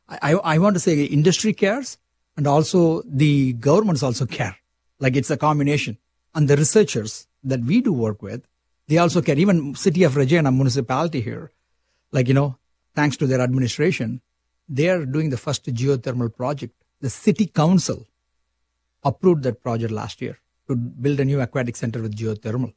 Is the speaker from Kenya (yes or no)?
no; India; moved away as an adult; now in Saskatchewan, Canada; You can see from a slang, I'm from India